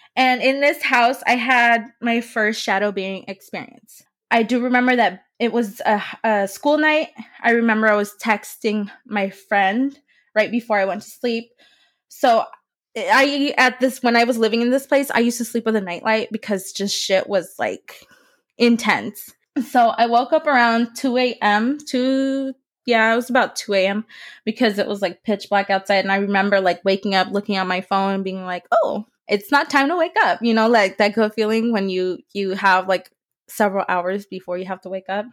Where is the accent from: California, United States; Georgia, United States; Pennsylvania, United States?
California, United States; San Francisco; also born or lived in Modesto, California; my hometown is San Francisco, California